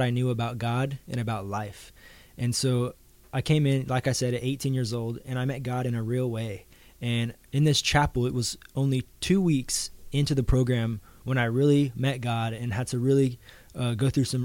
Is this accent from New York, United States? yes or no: no; Missouri, United States; Growing up in the church that I grew up in Missouri